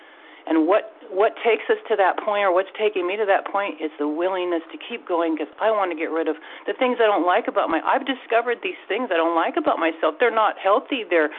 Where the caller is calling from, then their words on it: Washington, United States; State of Washington here.